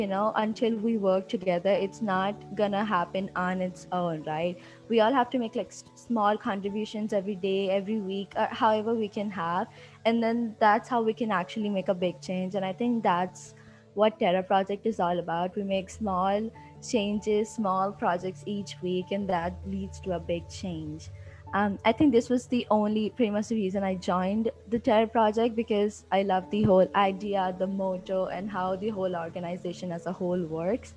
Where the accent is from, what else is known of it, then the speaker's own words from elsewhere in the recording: Hyderabad, Telangana, India; I'm from Hyderabad and I'm 16